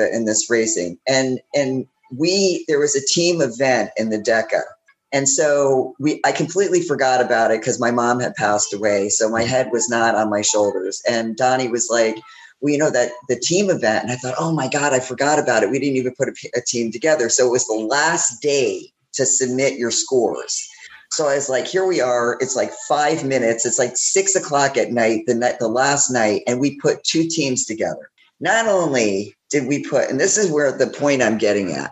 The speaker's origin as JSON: {"language": "English", "region": "Connecticut", "country": "United States", "moved": "yes", "lives_now": "Punta Gorda, United States", "said": "I'm originally from Connecticut"}